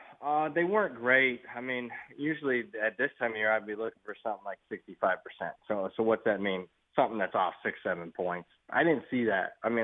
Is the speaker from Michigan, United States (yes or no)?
no; Ohio, United States; now in California, United States; I'm from Ohio.